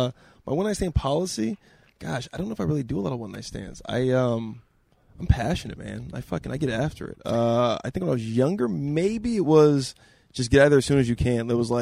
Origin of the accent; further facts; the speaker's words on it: Southern California, United States; I'm from Southern California. Southern California, Central California.